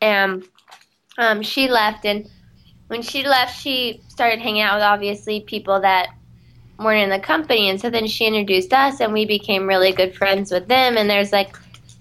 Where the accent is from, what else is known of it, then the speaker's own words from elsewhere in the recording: California, United States; moved away; coming from California and having a backyard